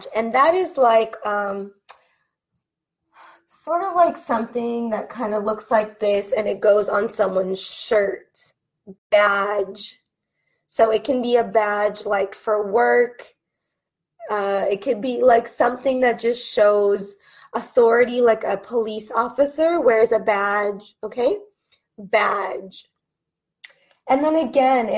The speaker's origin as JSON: {"language": "English", "region": "California", "country": "United States", "accent": "California", "said": "with my accent being from California"}